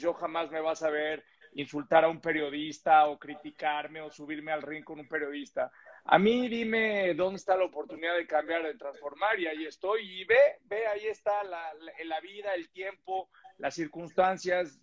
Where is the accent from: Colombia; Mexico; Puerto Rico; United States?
Mexico; soy mexicano